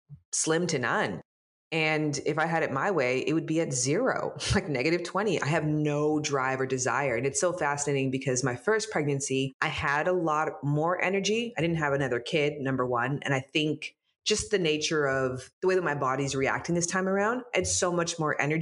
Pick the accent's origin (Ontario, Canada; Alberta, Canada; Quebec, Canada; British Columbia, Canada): Ontario, Canada; Toronto; now in Los Angeles, United States; I live in Los Angeles. I'm from Toronto